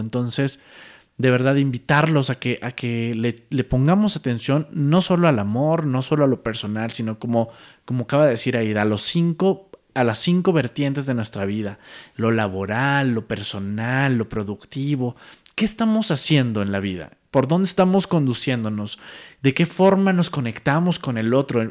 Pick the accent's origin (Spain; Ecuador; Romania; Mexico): Mexico; Monterrey, Nuevo León; now in Mexico City, Mexico; después yo me vengo a la Ciudad de México porque yo soy de Monterrey